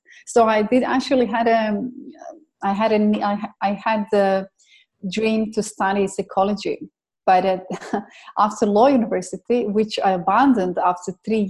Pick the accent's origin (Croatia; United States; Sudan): Croatia; also born or lived in England / Dubai; So I came from Croatia to England, and from England I came to Dubai